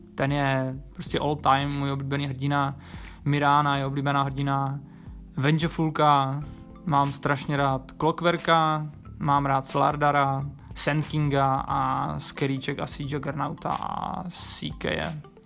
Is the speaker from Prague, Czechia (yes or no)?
no; Ostrava, Moravian-Silesian Region, Czechia; Pocházím z Ostravy a je mi 27 let.